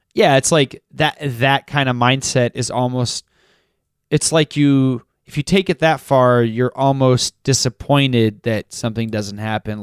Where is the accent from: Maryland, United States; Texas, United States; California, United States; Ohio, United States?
Texas, United States; I grew up in Texas, too